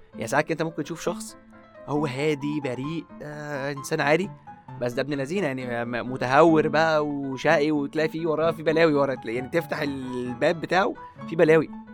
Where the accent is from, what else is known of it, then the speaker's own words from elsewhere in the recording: Egypt; ثقافتنا كمصريين كلنا